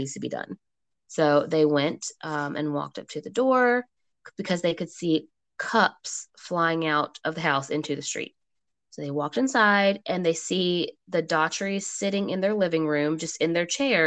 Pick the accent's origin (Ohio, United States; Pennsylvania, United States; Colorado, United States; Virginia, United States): Virginia, United States; Portsmouth; I was like born and raised in Portsmouth